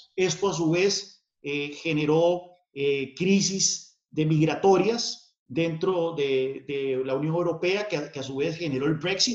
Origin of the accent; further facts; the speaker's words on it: San Carlos, Alajuela, Costa Rica; Yo crecí en, el contexto de la Guerra Fría, eh, no muy lejos de la frontera con Nicaragua, que eran uno de los puntos calientes de esa Guerra Fría, eh, ahí en San Carlos.